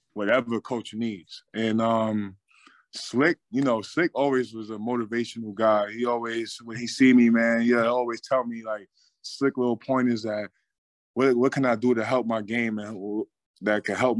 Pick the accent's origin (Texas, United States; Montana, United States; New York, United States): New York, United States; moved away; my hometown team